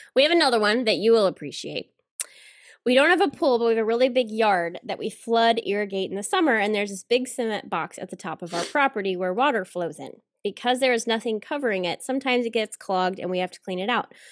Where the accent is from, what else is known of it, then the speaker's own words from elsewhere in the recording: the South, United States; I'm from the South, so I can do the accent without whatever being, you know, rude because that's where I'm from